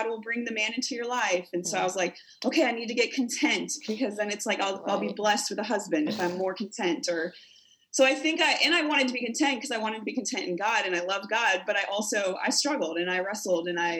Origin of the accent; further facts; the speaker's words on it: South Dakota, United States; moved away as an adult; also born or lived in Kentucky / Missouri / Tennessee / Colorado; I'm originally from South Dakota